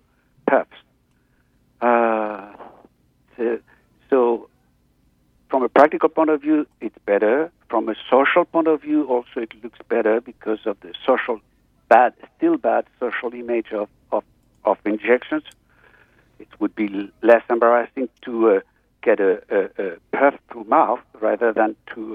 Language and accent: English; France; moved away as an adult; now in Los Angeles, United States; I'm now located in Los Angeles for the last 10 years, but I'm originally from France